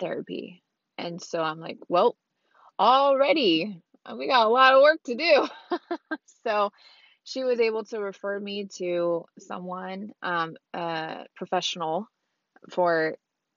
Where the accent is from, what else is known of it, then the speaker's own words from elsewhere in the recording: Orange County, California, United States; I'm from Orange County, California. All over Orange County that I know of. Born and raised in Orange County